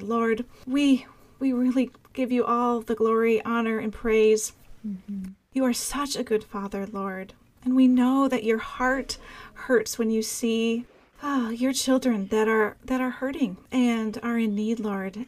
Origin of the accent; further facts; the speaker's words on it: Minnesota, United States; my home state of Minnesota.